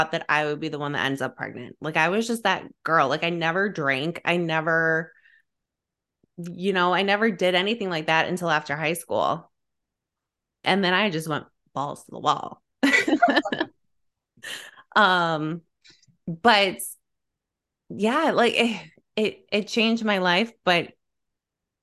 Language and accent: English; Illinois, United States; born and raised in Illinois, blue collar family